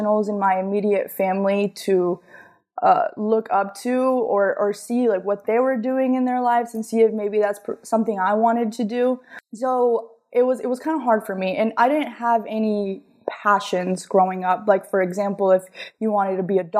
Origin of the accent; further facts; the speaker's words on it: Gwinnett County, outside of Atlanta, Georgia, United States; also born or lived in Colombia; we moved to Gwinnett County, which is a little bit outside of Atlanta, and I was raised there.